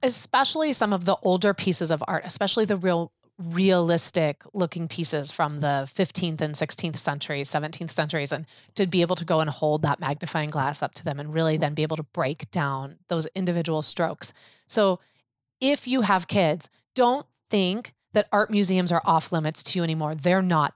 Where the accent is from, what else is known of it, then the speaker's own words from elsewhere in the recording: Chicago, Illinois, United States; I love my hometown so much